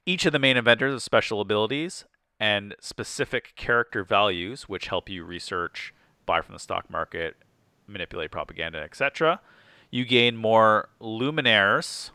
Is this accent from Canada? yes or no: yes; Canada; being Canadian